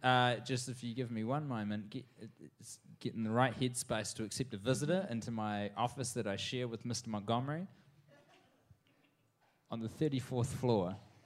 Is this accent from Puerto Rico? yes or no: no; New Zealand; Well, I'm from New Zealand.